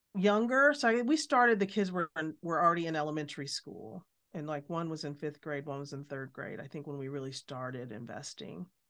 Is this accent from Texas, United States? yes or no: no; Alabama, United States; moved away; also born or lived in Midwest; I was born in Alabama, lived in the Midwest